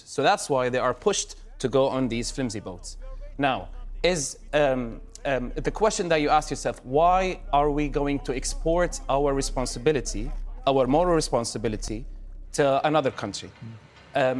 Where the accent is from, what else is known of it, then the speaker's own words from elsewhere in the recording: Damascus, Damascus Governorate, Syria; moved away as an adult; I grew up in Damascus